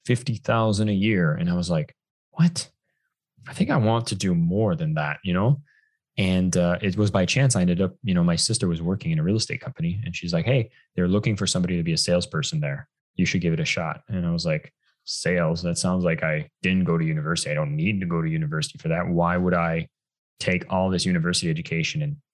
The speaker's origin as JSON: {"language": "English", "country": "Canada", "moved": "as an adult", "lives_now": "Bali, Indonesia", "said": "I'm actually originally from Canada"}